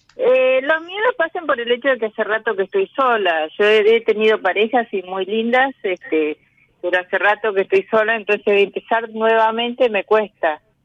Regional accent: Santiago del Estero, Argentina; now in Buenos Aires, Argentina; nací en Santiago del Estero, pero vivo en Cava hace muchos años ya.

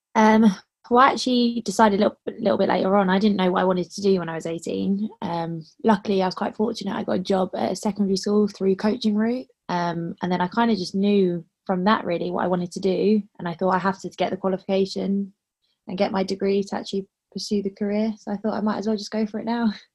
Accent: London, United Kingdom; I'm from London

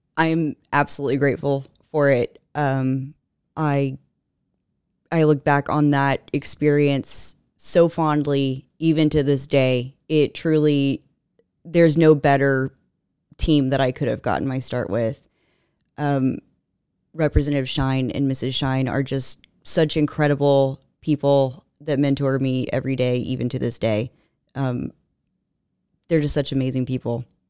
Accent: Katy, Texas, United States; I grew up in Katy proper

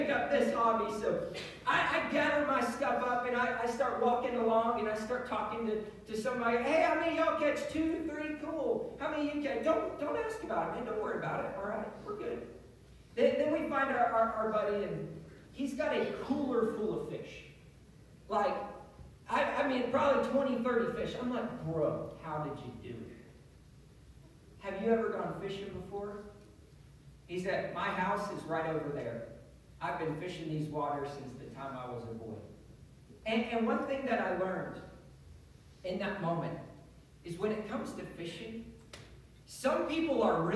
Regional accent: Pennsylvania, United States; moved away; I grew up in Pennsylvania

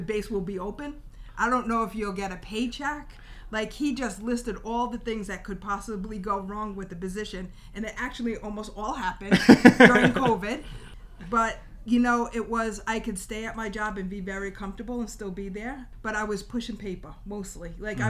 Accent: Rhode Island, United States; I'm from Rhode Island

